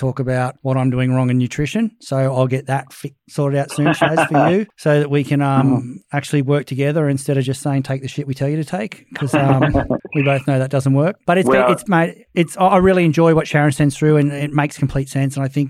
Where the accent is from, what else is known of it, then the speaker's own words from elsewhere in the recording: Queensland, Australia; I'm a Queenslander